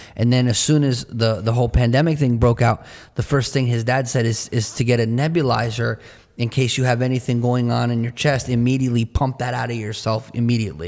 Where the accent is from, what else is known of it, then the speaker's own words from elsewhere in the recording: New Jersey, United States; in our culture where we're from in New Jersey, the pace of life and the cost of living is high and fast.